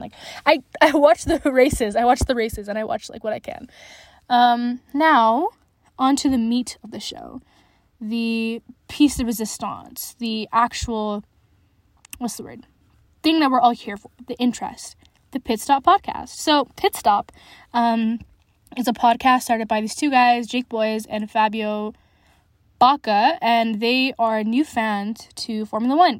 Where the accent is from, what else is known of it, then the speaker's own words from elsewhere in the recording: Alberta, Canada; I'm from Alberta